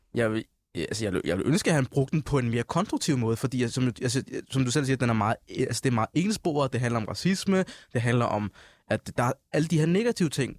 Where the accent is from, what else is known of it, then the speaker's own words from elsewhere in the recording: Denmark; jeg er jo Født, da- født og opvokset i Danmark, men jo også har den somaliske baggrund